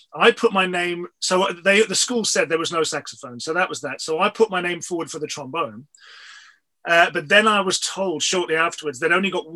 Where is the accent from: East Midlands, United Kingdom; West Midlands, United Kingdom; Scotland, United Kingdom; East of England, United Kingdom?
West Midlands, United Kingdom; Wolverhampton; now in London, United Kingdom; My hometown is a place called Wolverhampton, which is it's in the West Midlands.